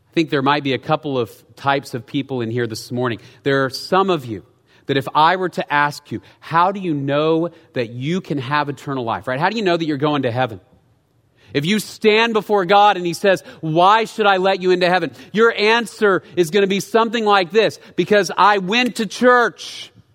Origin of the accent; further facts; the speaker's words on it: United States; as Americans